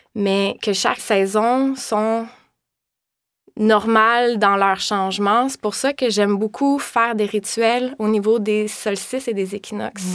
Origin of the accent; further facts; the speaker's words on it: Val-Morin, Quebec, Canada; moved away as an adult; also born or lived in Laval; now in Montreal, Canada; moi, je viens de Valmorin.